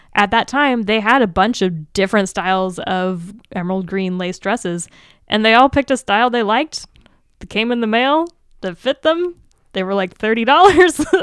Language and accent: English; Seattle, Washington, United States; moved away; I'm from the Seattle area